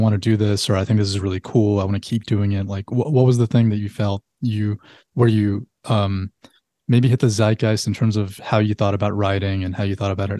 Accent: Salt Lake City, Utah, United States; I moved like every year when I was a kid. But when people ask me that, I think the longest place that I lived was actually in Utah, in Salt Lake City. I lived there for like 10 years.

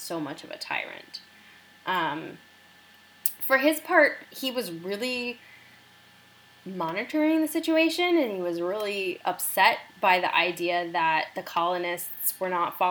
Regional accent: United States; as an American

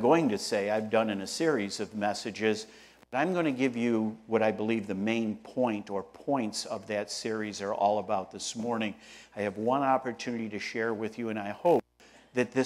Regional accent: Rochester, New York, United States; I'm from Rochester, New York, upstate New York

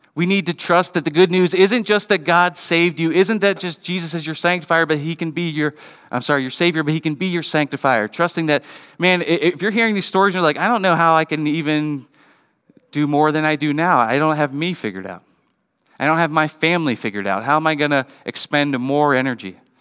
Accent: Western Pennsylvania, United States; growing up in Western P

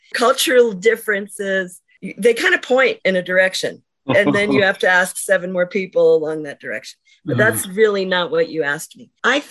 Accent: United States; I think as American travelers

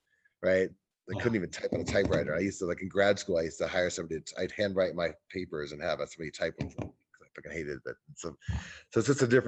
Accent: Kansas, United States; I grew up in Kansas.

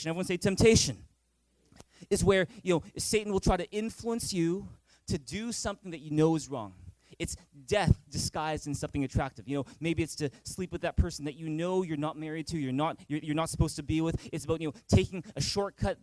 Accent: Vancouver, British Columbia, Canada; growing up in Vancouver

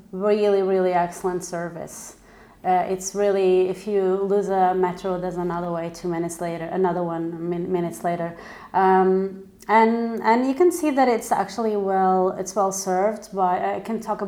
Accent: Portugal; moved away as an adult; also born or lived in London / Milan; I was born in London. I've got an Italian mother, a Portuguese father. We came back to Portugal. I was probably 1 month old. And then I lived here until I was about 18

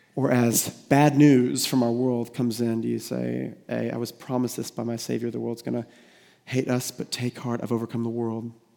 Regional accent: United States; We're American

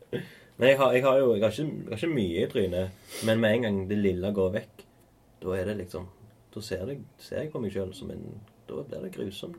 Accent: Stavanger, Rogaland, Norway; Hillevåg. Der vi er fra

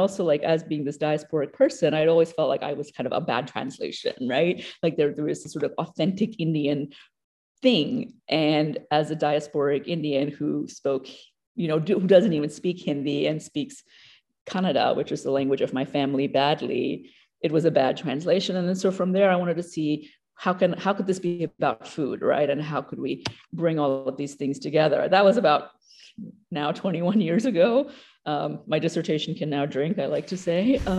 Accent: Papua New Guinea; also born or lived in Australia; it occasionally comes out in my accent here and there. I grew up in Papua New Guinea and Australia.

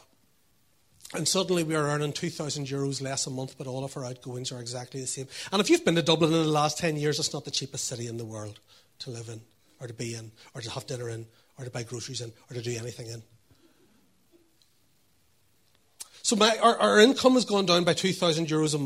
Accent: Northern Ireland, United Kingdom; I was brought up here.

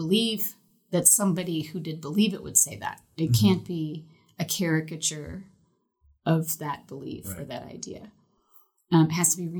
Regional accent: Northeast, United States; I'm from the Northeast

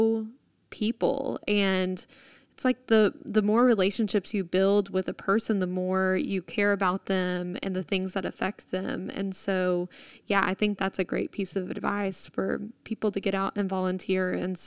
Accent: Texas, United States; as a Texan

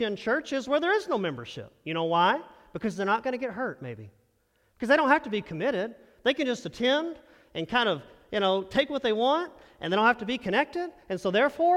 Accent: Texas, United States; moved away; I'm from Texas

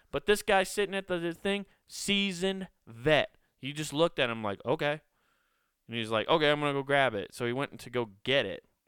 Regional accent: Council Bluffs, Iowa, United States; my hometown of Council Bluffs

